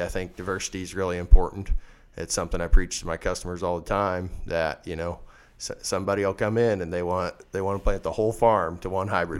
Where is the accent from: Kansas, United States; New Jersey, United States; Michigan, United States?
Kansas, United States; Leoti, west central; I was born and raised in Leota, uh, a little town out in west central Kansas